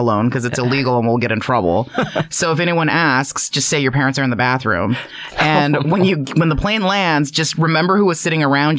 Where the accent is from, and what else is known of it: San Gabriel Valley, California, United States; born or raised there; first language Chinese; English is a second language; also born or lived in China